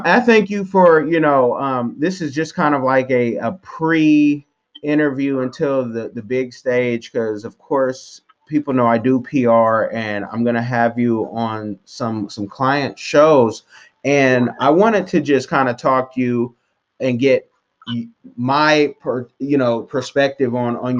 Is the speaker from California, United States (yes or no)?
yes; Oakland, California, United States; And I'm from Oconda. I don't know if you know where that is. Oconda is East Oakland